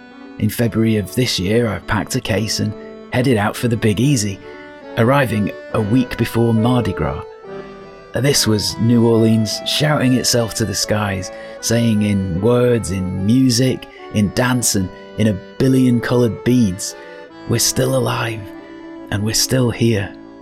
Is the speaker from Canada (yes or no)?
no; United Kingdom; At this point, I have a confession that may disturb you. I'm British.